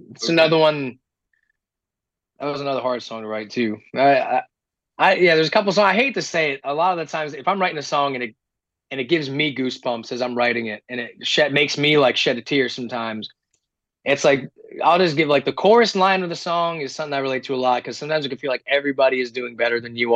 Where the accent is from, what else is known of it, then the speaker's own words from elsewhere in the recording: New England, United States; I'm also so we're both from New England.